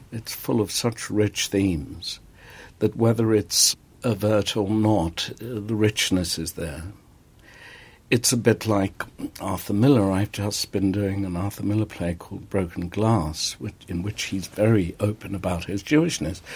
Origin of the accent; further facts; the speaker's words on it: South Africa; moved away as an adult; South African. When I came to this country in the 60s